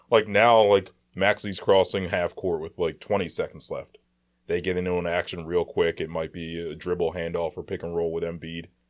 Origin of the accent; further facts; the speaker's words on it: Philadelphia, Pennsylvania, United States; We're from Philly